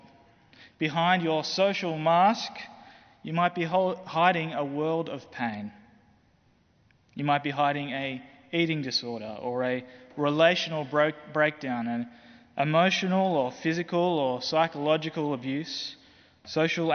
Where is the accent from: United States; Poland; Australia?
Australia; as an Australian